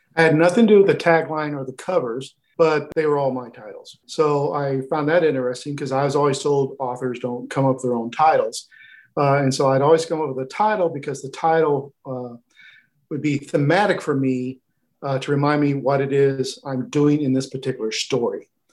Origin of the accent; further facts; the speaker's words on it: Oklahoma, United States; my home state of Oklahoma